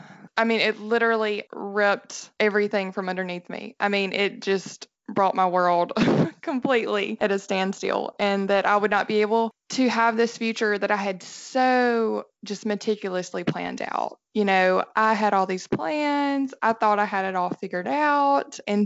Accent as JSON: {"language": "English", "region": "Alabama", "country": "United States", "said": "That's right. And you can probably tell by my accent."}